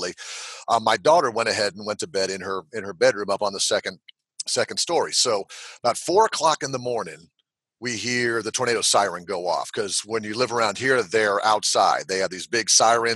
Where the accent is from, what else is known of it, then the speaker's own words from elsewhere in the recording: Tampa, Florida, United States; moved away as an adult; now in Alabama, United States; I grew up in Florida, and Florida was, I grew up in the Tampa St. Pete area